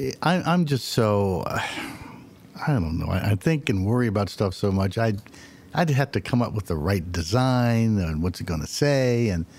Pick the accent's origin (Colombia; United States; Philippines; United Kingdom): United Kingdom; England; that's a little village where I was born in England.